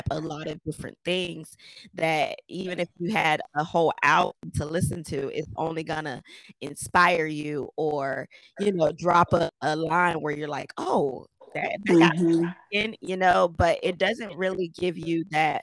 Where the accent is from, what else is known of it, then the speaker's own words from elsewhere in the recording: Miami, Florida, United States; moved away as an adult; now in Orlando, United States; I'm from Miami, born and raised. I moved up to Orlando about 8 years ago, and I've been here since.